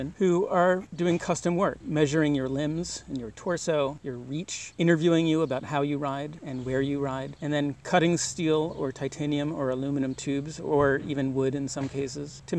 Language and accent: English; Providence, Rhode Island, United States; I'm from Providence, Rhode Island